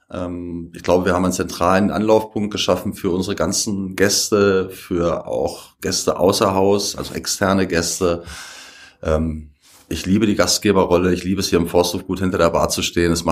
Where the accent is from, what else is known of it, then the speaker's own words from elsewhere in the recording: Hanover, Lower Saxony, Germany; moved away as an adult; now in Leogang, Austria; Ich komme ursprünglich aus Hannover. Ich bin im Dezember 2015 nach Leogang gekommen